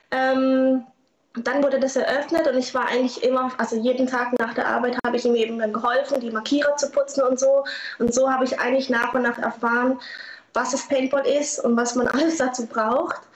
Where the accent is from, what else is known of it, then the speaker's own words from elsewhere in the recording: Lörrach, Baden-Württemberg, Germany; Und ich komme ja aus Lörrach, da kannte man das auch nicht so.